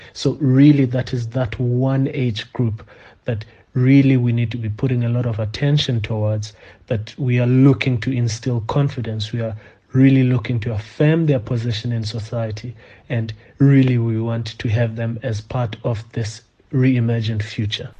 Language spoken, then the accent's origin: English; South Africa; As South African men